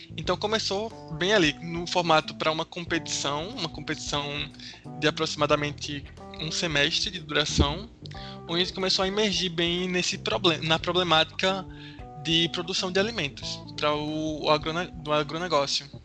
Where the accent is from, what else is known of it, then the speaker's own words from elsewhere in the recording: Recife, Pernambuco, Brazil; eu estudo engenharia da computação, sou de Recife.